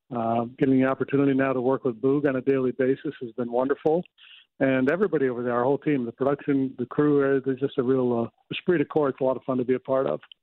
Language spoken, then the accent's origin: English; United States; I'm American.